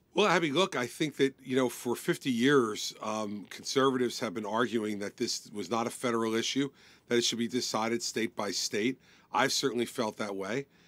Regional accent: New Jersey, United States; my home state of New Jersey

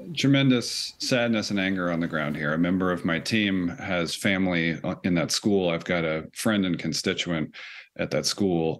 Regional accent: United States; also born or lived in Nashville, Tennessee; for me as an American

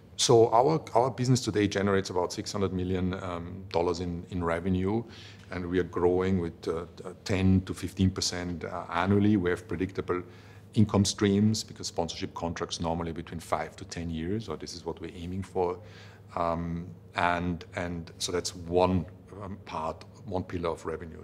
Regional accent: Vienna, Austria; I come from Vienna

